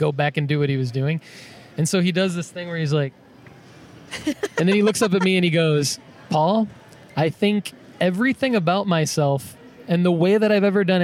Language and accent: English; Spring Hill, Tennessee, United States; I am from Spring Hill and Thompson Station, which is like 20 minutes south of Nashville.